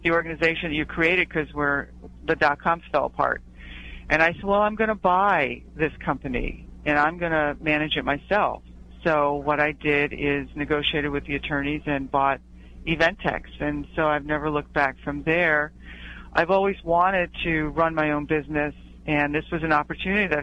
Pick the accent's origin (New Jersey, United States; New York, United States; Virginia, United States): New Jersey, United States; I grew up in New Jersey on the shore